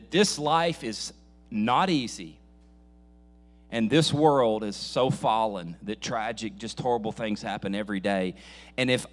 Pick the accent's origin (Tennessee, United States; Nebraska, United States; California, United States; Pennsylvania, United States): Tennessee, United States; Nashville; I says, Nashville